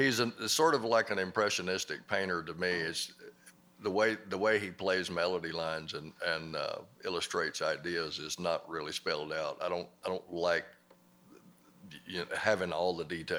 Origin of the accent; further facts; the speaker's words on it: Mississippi, United States; I grew up in Mississippi